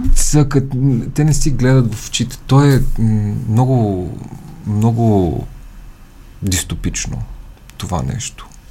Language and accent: Bulgarian; Montana, Montana Province, Bulgaria; also born or lived in New York / Sofia; now in Iskar Gorge, Bulgaria; аз съм оттам